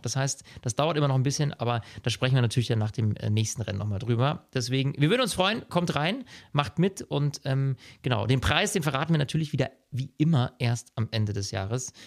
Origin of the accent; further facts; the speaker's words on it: Germany; bei uns in Deutschland